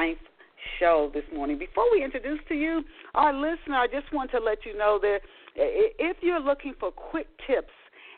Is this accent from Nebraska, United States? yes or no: no; Tennessee, United States; also born or lived in Dayton, Ohio; I didn't grew up in later in Tennessee